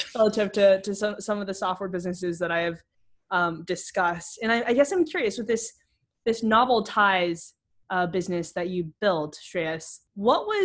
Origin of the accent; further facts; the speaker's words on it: Texas, United States; my home state, Texas.